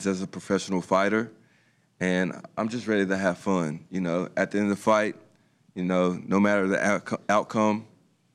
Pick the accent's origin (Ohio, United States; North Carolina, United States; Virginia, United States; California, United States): Virginia, United States; Franklin County; also born or lived in Roanoke, Virginia; my hometown of Franklin County